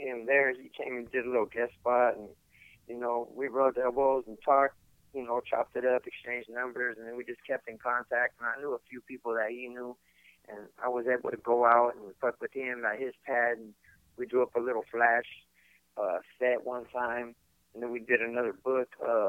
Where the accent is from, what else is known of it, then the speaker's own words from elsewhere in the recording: San Diego, California, United States; I'm from San Diego